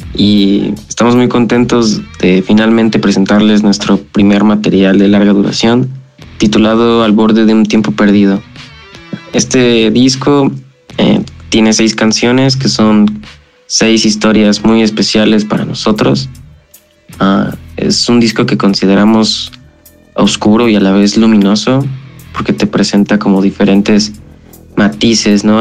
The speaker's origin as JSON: {"language": "Spanish", "town": "Atizapán de Zaragoza", "region": "State of Mexico", "country": "Mexico", "said": "Somos una banda de Atizapán de Zaragoza, Estado de México"}